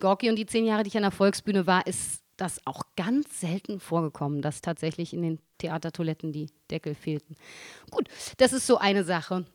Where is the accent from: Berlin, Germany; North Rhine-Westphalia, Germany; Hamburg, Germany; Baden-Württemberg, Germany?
Berlin, Germany; als Berliner an und für sich kann man nicht hierher kommen, da ist man ja schon